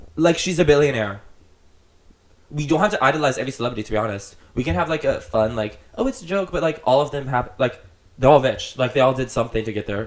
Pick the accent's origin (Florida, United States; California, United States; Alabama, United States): Florida, United States; I'd be like, Florida